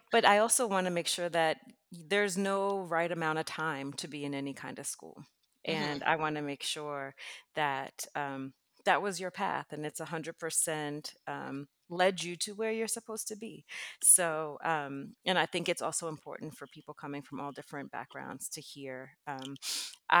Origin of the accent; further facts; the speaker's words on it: New York City, New York, United States; I grew up in New York City